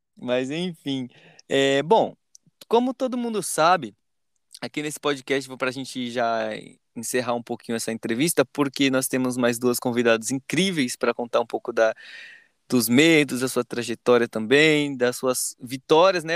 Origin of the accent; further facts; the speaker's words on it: Pernambuco, Brazil; moved away as an adult; now in São Paulo, Brazil; Eu sou de Pernambuco, mas vim três anos, então para mim eu sou paulista